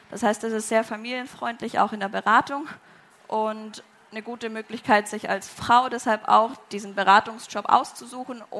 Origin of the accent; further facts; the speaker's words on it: Southern Germany, Germany; now in Braunschweig, Germany; ich komme ursprünglich aus Süddeutschland, bin dann als allererstes nach Wolfsburg gezogen